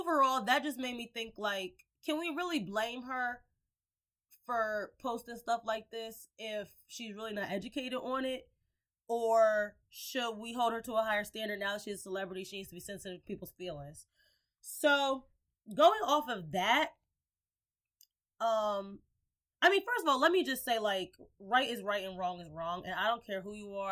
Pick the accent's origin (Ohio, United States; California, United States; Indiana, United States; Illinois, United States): Indiana, United States; Gary; moved away; I was born and raised in Gary, Indiana